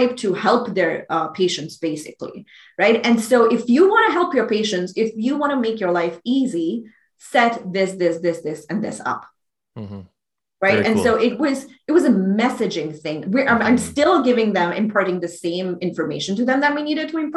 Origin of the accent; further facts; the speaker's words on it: Pakistan; moved away; I grew up in Pakistan.